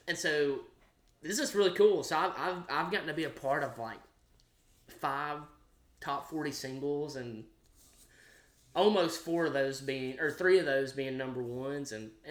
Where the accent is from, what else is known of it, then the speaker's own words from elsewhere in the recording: Franklin, Kentucky, United States; also born or lived in Bowling Green, Kentucky; growing up in Kentucky, Franklin